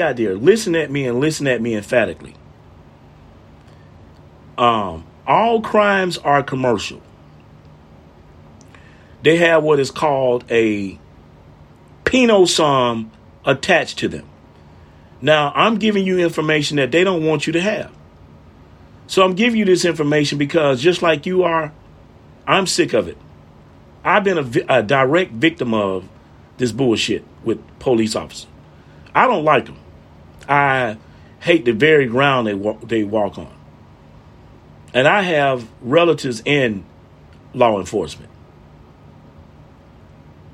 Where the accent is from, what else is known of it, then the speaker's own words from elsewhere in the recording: Montgomery, Alabama, United States; I'm from Montgomery